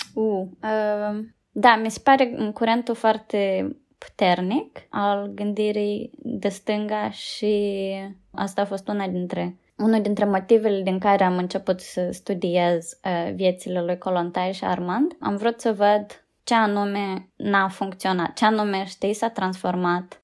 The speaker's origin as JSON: {"language": "Romanian", "country": "Moldova", "tie": "born or raised there", "moved": "as an adult", "lives_now": "United Kingdom", "said": "Am crescut, știi, în Moldova"}